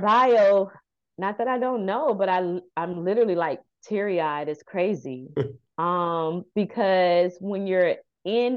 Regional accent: Maitland, Florida, United States; I'm not from Paramore. I was raised in Maitland

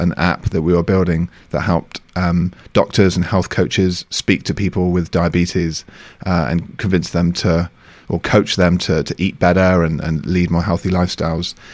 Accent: United Kingdom; moved away as an adult; also born or lived in Beijing, China; now in France; I'm from the U K

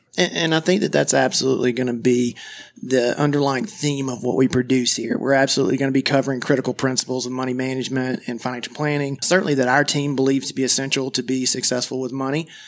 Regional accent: Madison, Georgia, United States; I grew up in Madison, Georgia, which is a very small town, about thirty minutes south of Athens, Georgia

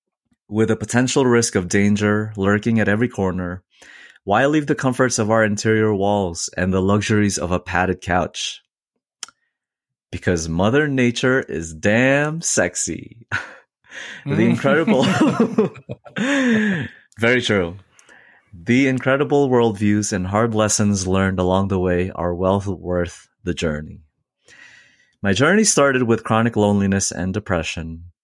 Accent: Northeast, United States; I came from the Northeast, and I feel like you would never run into a coyote in New York.

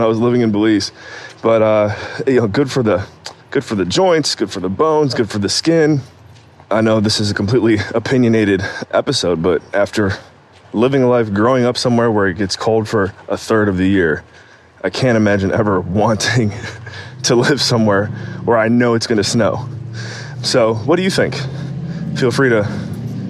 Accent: Cleveland, Ohio, United States; moved away; Growing up in Cleveland, Ohio

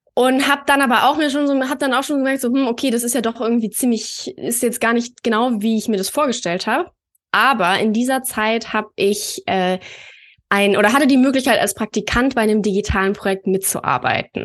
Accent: Berlin, Germany; Ich komme ja aus Berlin

